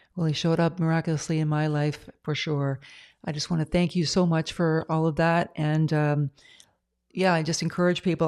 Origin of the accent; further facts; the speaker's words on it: Ontario, Canada; now in British Columbia, Canada; I'm from Ontario, but I live in, uh, B C now